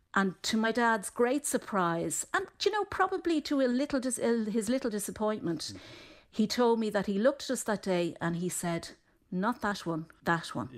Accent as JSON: {"language": "English", "town": "Dublin", "region": "Leinster", "country": "Ireland", "tie": "born or raised there", "said": "growing up in Dublin and we were convinced we were from Cork"}